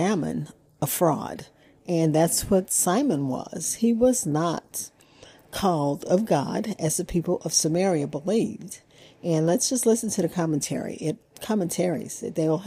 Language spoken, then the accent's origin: English; Opelousas, Louisiana, United States; we grew up in Opelousas